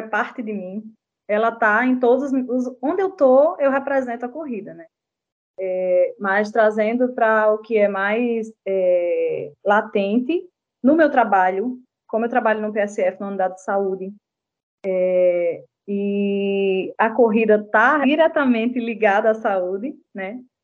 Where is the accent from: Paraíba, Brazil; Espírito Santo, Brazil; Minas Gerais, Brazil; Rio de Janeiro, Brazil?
Paraíba, Brazil; João Pessoa; also born or lived in Patos; nasci em Patos, né? Sou sertaneja, mas moro aqui em João Pessoa desde os 10 anos de idade